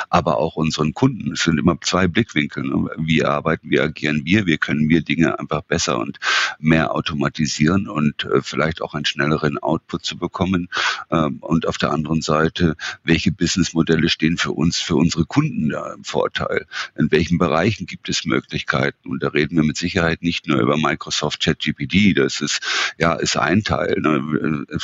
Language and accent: German; Northern Germany, Germany; wenn der Franz und Jochen schnell miteinander sprechen und ich als Norddeutscher habe da schon teilweise meine Schwierigkeiten zu folgen